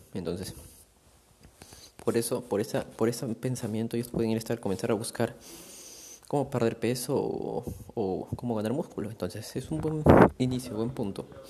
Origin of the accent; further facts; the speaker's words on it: Chaclacayo, Lima, Peru; Ahorita me encuentro en yendo a Chaclacayo lugar donde yo crecí